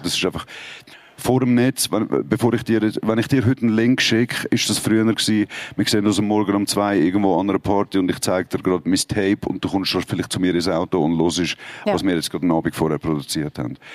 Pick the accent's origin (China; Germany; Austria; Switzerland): Switzerland; bei uns in der Schweiz